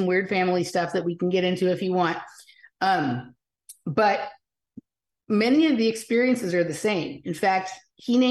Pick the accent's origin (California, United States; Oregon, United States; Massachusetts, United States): California, United States; Los Angeles; I grew up in Chatsworth, which is a very unusual suburb of Los Angeles